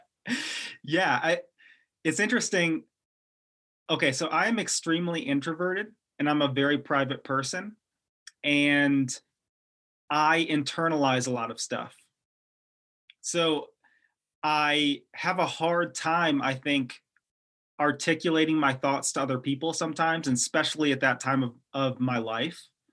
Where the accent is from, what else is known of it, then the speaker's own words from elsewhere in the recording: Detroit, Michigan, United States; moved away; I grew up in, uh, Detroit, Michigan, so I was born there, and I grew up right outside the city